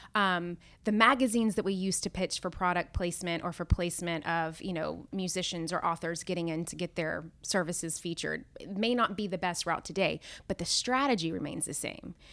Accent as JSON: {"language": "English", "town": "Nashville", "region": "Tennessee", "country": "United States", "also_born_or_lived": "Knoxville, Tennessee / New York", "moved": "as an adult", "said": "I'm originally from Nashville"}